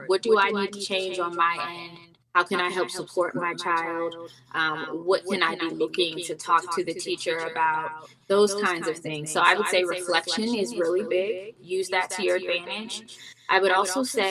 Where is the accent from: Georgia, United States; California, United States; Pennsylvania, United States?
Pennsylvania, United States; Pittsburgh; moved away as an adult; also born or lived in Baltimore, Maryland; now in Maryland, United States; I'm from Pittsburgh